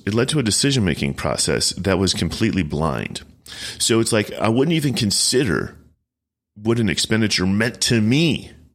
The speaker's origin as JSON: {"language": "English", "town": "Chicago", "region": "Illinois", "country": "United States", "said": "I'm from Chicagoland"}